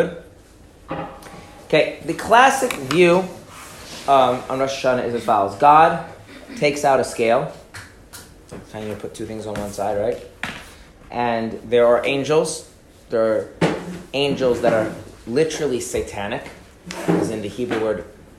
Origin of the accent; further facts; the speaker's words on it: Minnesota, United States; I grew up in Minnesota.